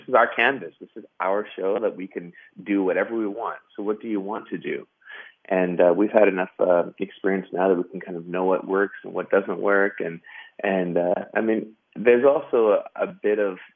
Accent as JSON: {"language": "English", "region": "Western Canada", "country": "Canada", "said": "we come from the West, so it's you know, believe it or not, it's a large country"}